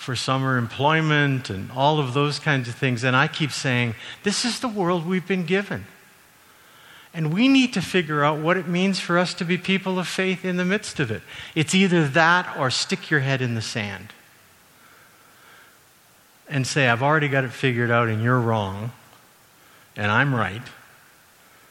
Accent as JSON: {"language": "English", "town": "Calgary", "region": "Alberta", "country": "Canada", "tie": "born or raised there", "said": "I grew up in Calgary"}